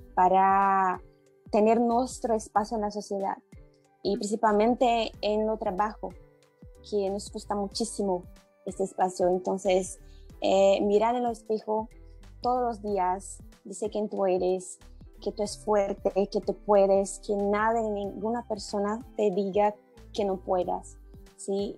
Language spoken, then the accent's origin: Spanish; Brazil; Spanish is a second language; soy brasileña